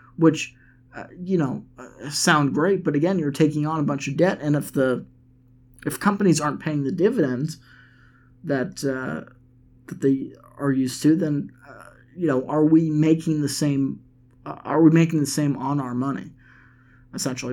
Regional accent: Massachusetts, United States; now in Nashville, United States; all the way from my home state of Massachusetts

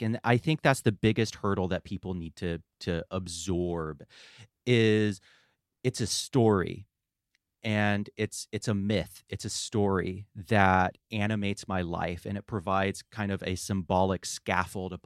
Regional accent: Asheville, North Carolina, United States; I grew up in Western North Carolina in the Asheville area

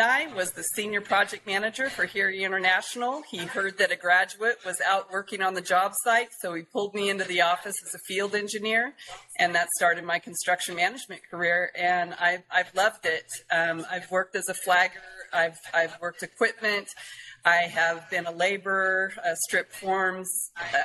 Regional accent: Adin, California, United States; moved away; I'm from Aden, California, and that is 2 hours northeast of Redding, up on the Oregon-Nevada border. And it's got 500 people, no stoplight.

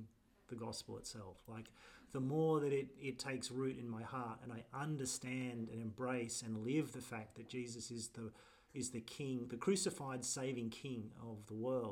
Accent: Australia; as an Australian who doesn't like promotion

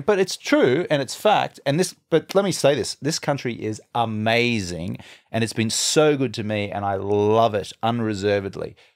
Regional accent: Brisbane, Queensland, Australia; moved away as an adult; also born or lived in London / Los Angeles; now in United States; I grew up in Brisbane, Australia

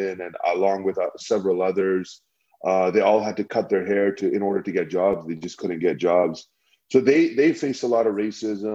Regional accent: Calgary, Alberta, Canada; when I was growing up, like we grew up in Northeast Calgary

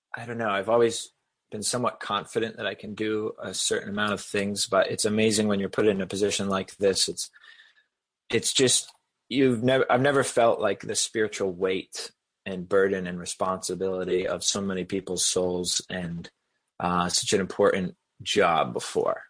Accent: New Hampshire, United States; also born or lived in Boston area / South Carolina; I grew up in New Hampshire

